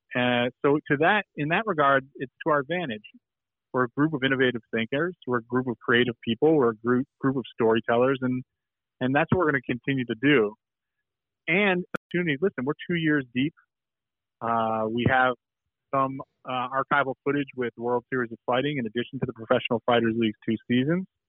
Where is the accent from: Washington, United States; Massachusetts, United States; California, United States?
Massachusetts, United States; Boston; Growing up in Boston